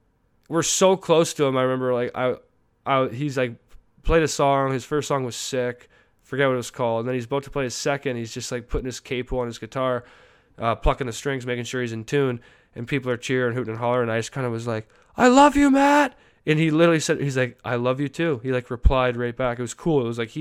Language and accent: English; Canada; sorry, I'm Canadian. I say sorry way too much.